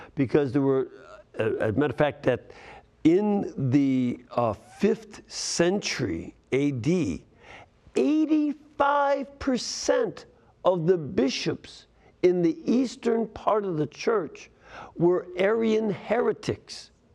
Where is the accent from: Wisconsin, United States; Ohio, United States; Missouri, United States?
Ohio, United States; Hamilton; Hamilton, Ohio